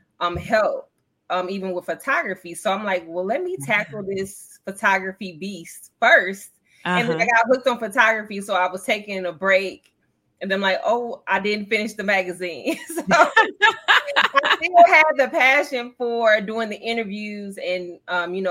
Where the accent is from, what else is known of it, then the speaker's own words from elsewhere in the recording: Joliet, Illinois, United States; I was from the Midwest